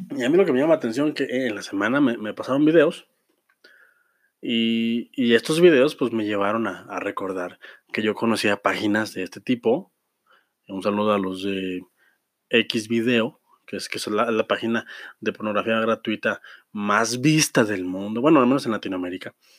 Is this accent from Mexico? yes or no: yes; Mexico; Somos adultos, somos, somos ciudadanos de, de México